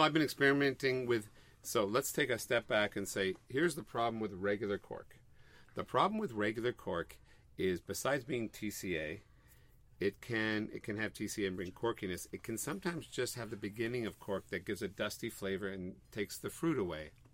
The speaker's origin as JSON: {"language": "English", "town": "Montreal", "region": "Quebec", "country": "Canada", "moved": "yes", "said": "We're from Montreal, and you know, there's our parents, everybody's in Montreal"}